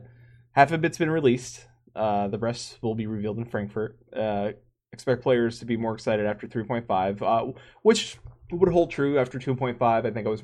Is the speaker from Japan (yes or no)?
yes; Japan; first language Japanese; English is a second language; Japanese is my mother tongue.